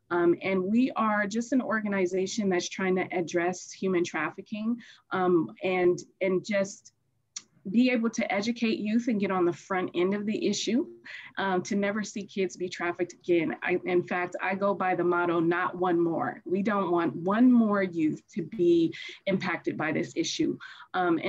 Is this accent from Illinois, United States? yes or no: yes; Chicago, Illinois, United States; now in Los Angeles, United States; I grew up as a foster youth and I'm originally from Chicago. And once I transitioned to Los Angeles, which is where I am now